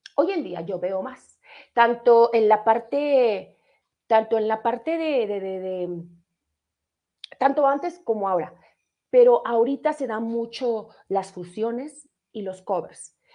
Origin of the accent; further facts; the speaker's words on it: Mexico City, Mexico; ahí nací en Colonia Leyes de Reforma, tercera sección